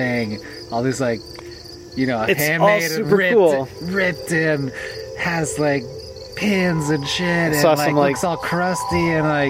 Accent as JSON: {"language": "English", "region": "East Coast", "country": "United States", "said": "We're from the East Coast"}